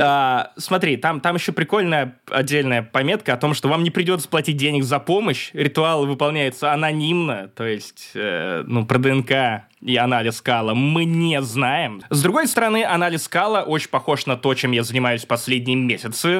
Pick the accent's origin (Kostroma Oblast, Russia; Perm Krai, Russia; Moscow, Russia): Perm Krai, Russia; Perm; пермяк в третьем поколении